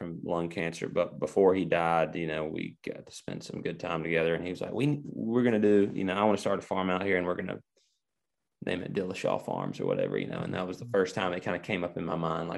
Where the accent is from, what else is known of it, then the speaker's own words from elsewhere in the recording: Argo, Alabama, United States; now in Nashville, United States; I grew up in Argo, Alabama, which is 3 hours south of Nashville